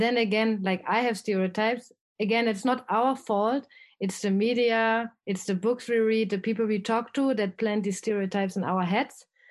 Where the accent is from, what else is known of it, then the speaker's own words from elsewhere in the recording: Erfurt, Thuringia, Germany; accent: German; English is a second language; moved away as an adult; also born or lived in Kentucky, United States / Netherlands / Mexico / Spain; I'm from Germany, a very small city in the east side. It's called, um, Erfurt